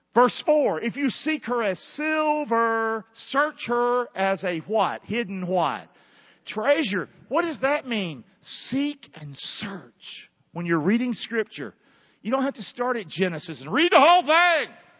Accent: the South, United States; accent: Southern

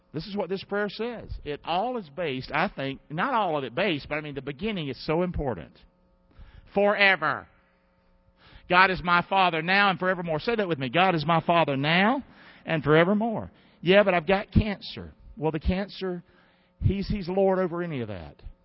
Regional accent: United States; I'm an American

